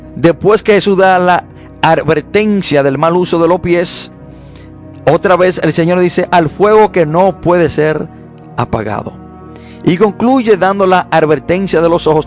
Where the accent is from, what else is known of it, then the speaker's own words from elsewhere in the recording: Dominican Republic; nosotros, los dominicanos